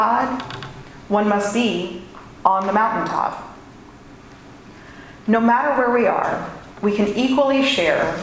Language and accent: English; Louisville, Kentucky, United States; the shopping district in my hometown